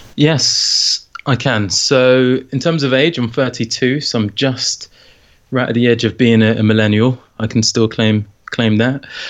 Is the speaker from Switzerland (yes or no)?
no; London, United Kingdom; moved away as an adult; now in St Albans, United Kingdom; I grew up in London, in northwest London